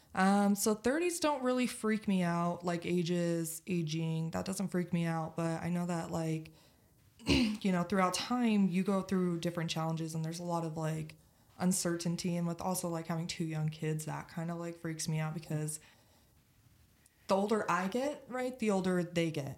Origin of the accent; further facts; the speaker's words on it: Utah, United States; born and raised in Utah